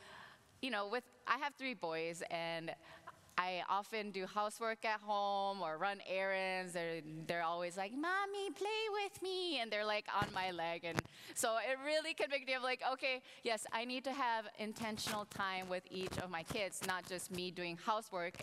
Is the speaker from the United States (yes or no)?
yes; Minnesota, United States; moved away; my family and I, we moved to Minnesota, and I'm actually from Minnesota.